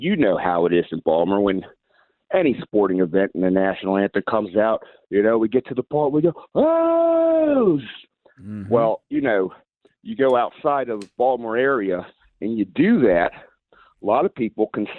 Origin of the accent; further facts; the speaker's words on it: Baltimore, Maryland, United States; now in Minneapolis, United States; I'm from Baltimore